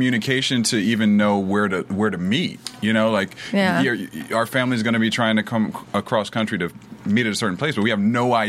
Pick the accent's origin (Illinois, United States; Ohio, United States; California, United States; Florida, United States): Ohio, United States; moved away; I'm from Ohio originally